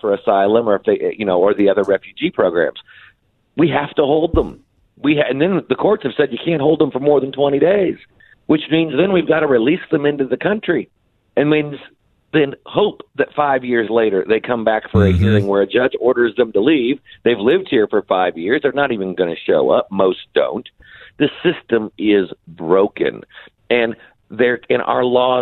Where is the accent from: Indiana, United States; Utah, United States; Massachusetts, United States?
Indiana, United States; my home state of Indiana